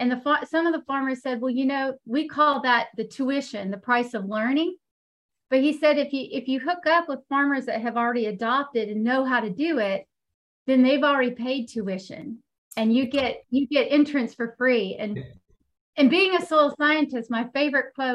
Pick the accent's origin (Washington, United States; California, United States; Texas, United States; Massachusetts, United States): Texas, United States; moved away as an adult; now in North Carolina, United States; I am currently headquartered in North Carolina, but I am from Texas. I lived, born and raised in Texas